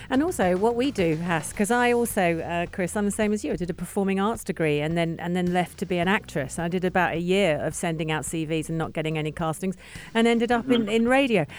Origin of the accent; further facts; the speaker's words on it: London, United Kingdom; now in United Arab Emirates; I'm from London, England.